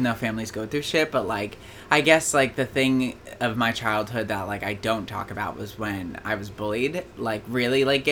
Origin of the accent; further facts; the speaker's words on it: Hillsborough, New Jersey, United States; I am from Hillsborough, New Jersey